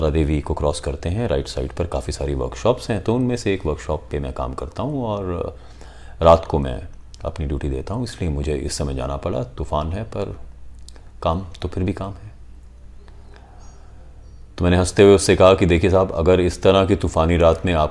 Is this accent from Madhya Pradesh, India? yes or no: no; Shimla, Himachal Pradesh, India; पर जब आप शिमला में हैं और जिस शहर में आप पले बड़े